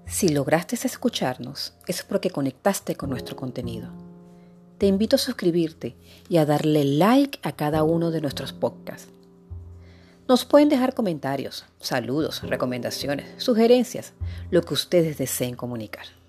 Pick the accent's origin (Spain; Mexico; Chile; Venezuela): Venezuela; Puerto La Cruz, Anzoátegui; also born or lived in Guayana, Venezuela / Caracas, Venezuela; now in Lechería, Venezuela; venezolana, guayanesa de nacimiento, puertocruzana de crianza, caraqueña de formación y amante de toda mi tierra bonita